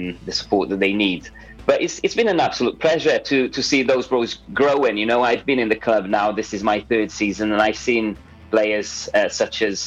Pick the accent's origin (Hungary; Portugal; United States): Portugal; now in Pembrokeshire, United Kingdom; I'm actually originally from Portugal. I've been in Wales, Pembrokeshire, since 2004.